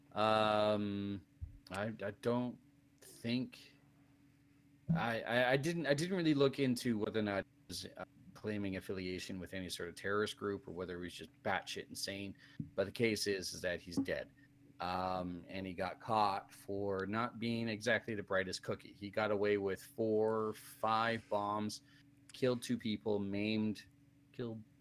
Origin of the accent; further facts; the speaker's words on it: Canada; me being Canadian